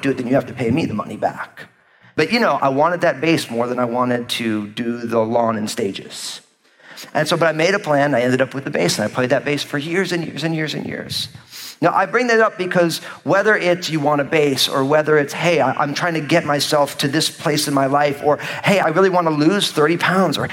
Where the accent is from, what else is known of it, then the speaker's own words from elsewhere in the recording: New Jersey, United States; moved away; I was living in New Jersey, my home state at the time